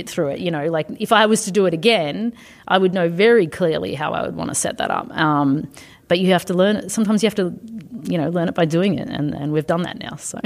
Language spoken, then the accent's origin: English; Australia; moved away as an adult; also born or lived in United States / Canada / Belgium / United Kingdom; now in Asia; I'm originally from Australia